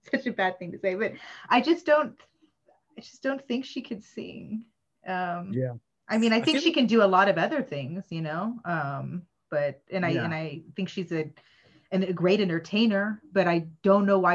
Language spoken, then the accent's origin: English; Austin, Texas, United States; now in Spain; I'm from Austin, Texas.